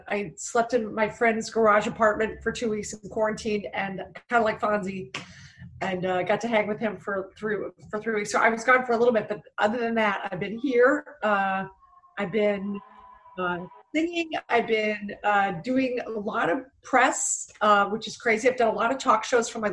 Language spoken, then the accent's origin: English; Philadelphia, Pennsylvania, United States; now in Los Angeles, United States; I'm originally from Philadelphia. I'm one of seven kids. My dad owned a bar